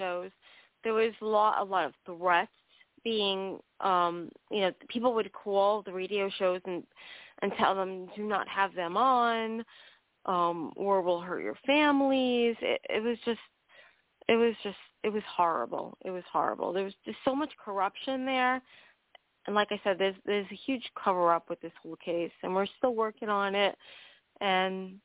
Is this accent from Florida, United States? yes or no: no; New York City, New York, United States; I was born in Staten Island, New York, and my parents bought a house when I was about 2 years old